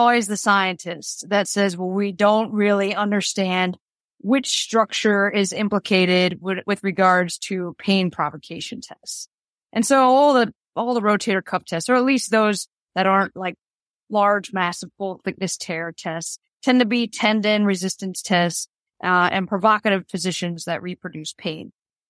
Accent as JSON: {"language": "English", "town": "Boston", "region": "Massachusetts", "country": "United States", "moved": "as an adult", "lives_now": "Chicago, United States", "said": "Well, so, you know, I was from Boston. I moved from Boston to Chicago in 2014."}